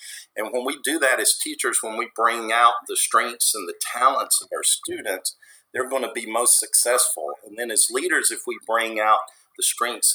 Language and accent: English; the South, United States; I'll say y'all since I'm from the South